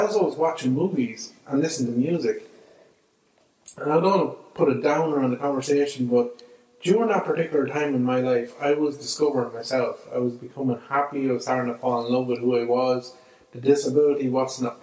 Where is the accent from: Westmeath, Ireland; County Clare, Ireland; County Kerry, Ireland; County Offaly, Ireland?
County Offaly, Ireland; Clonbullogue; I grew up in Clonbologue in a village in Offaly